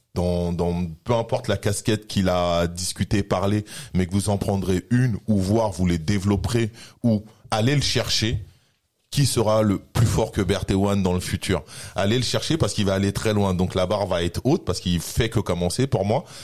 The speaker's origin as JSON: {"language": "French", "country": "France", "said": "français sur mes papiers et français dans mon mode de vie et dans mon comportement"}